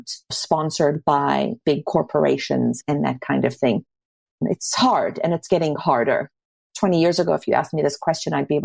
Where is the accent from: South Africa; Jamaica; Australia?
South Africa; now in Toronto, Canada; I grew up in South Africa